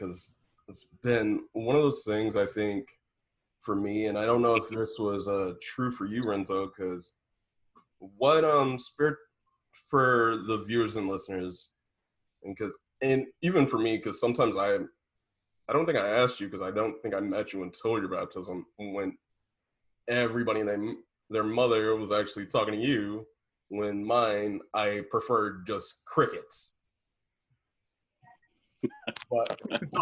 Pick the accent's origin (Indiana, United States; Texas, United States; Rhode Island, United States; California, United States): Indiana, United States; Indianapolis; me from the south side of Indianapolis